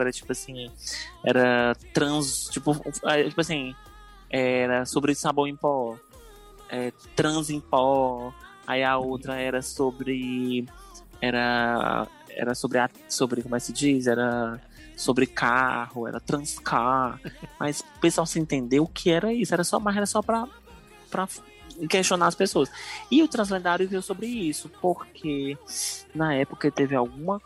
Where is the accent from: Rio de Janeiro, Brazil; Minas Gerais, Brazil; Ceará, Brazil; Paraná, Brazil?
Ceará, Brazil